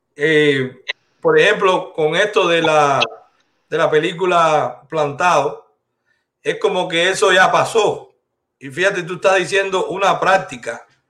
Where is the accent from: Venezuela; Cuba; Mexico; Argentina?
Cuba; moved away; somos cubanos libres